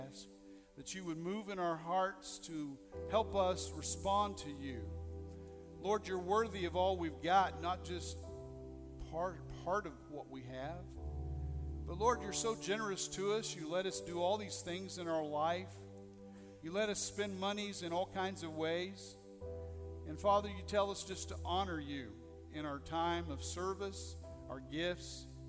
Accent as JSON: {"language": "English", "region": "Missouri", "country": "United States", "said": "I'm from Missouri."}